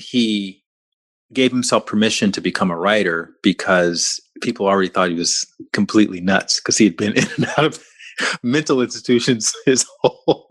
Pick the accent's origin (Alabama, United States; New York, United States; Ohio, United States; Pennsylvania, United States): Alabama, United States; I'm from Alabama, down the street from where you grew up